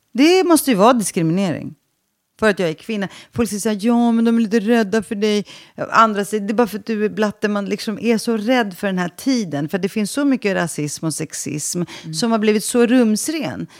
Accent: Stockholm, Stockholm County, Sweden; jag växte upp i Sveriges fattigaste förort i Rinkeby

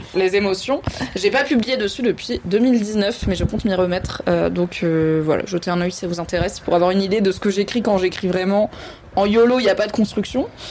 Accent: Valence, Auvergne-Rhône-Alpes, France; also born or lived in Alsace; J'ai grandi à Valence, dans la Drôme

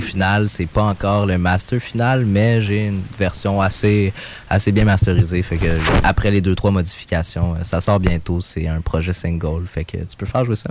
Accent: Mont-Saint-Hilaire, Quebec, Canada; moved away as an adult; now in Montreal, Canada; j'ai grandi à Mont-Saint-Hilaire, j'ai passé toute mon adolescence là

